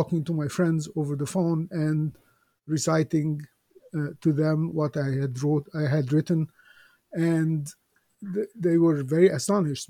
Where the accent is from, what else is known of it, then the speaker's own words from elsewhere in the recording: Alexandria, Alexandria Governorate, Egypt; I was born in Alexandria, Egypt, many years ago